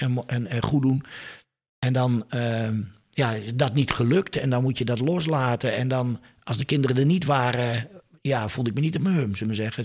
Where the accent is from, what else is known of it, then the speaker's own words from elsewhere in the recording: Leeuwarden, Friesland, Netherlands; Ik ben geboren in Leeuwarden. Ik ben er wel even weg geweest.